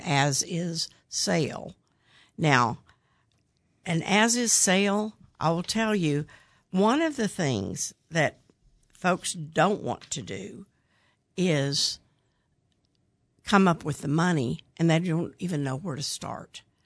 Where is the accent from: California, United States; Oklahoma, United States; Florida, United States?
Oklahoma, United States; Midwest City; I grew up in Midwest City